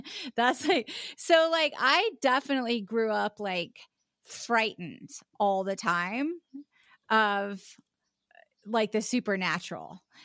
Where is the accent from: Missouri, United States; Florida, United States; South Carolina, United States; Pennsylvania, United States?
South Carolina, United States; Charleston; born or raised there; also born or lived in West Virginia